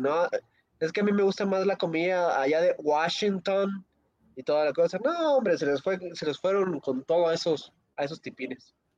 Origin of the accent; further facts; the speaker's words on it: Zinacantepec, State of Mexico, Mexico; Hoy visitó a Sinacantepec